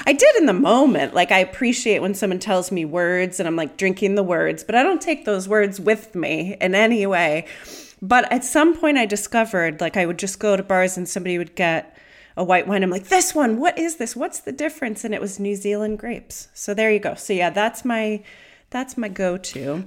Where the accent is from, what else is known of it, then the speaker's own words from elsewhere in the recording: Pennsylvania, United States; moved away as an adult; now in United Kingdom; I grew up in Pennsylvania